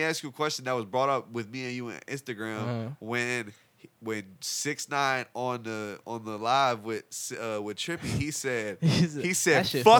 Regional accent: Cleveland, Ohio, United States; I was born in Cleveland

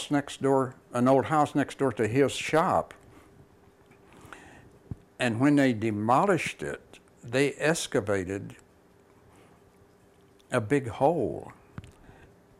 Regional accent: Tennessee, United States; moved away; I was from Tennessee

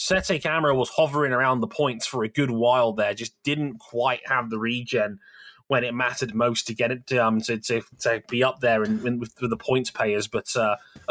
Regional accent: United Kingdom; I am British

